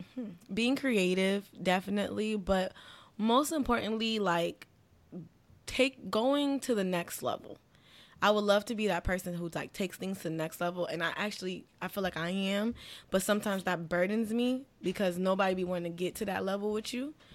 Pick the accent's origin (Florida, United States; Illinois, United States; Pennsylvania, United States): Florida, United States; Miami; growing up in Miami